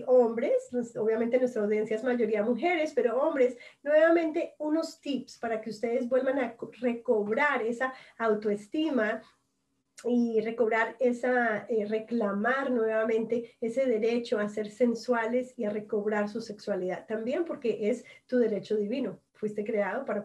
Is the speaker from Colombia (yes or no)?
yes; Colombia; como todas aquí somos latinas, nacemos sensuales